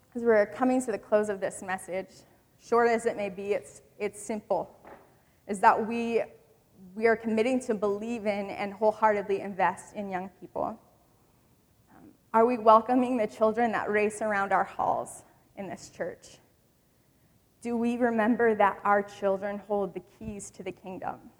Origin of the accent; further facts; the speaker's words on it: Michigan, United States; I grew up in Michigan